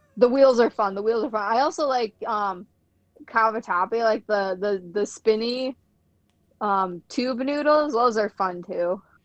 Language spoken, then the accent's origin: English; Midwest, United States; I'm from the Midwest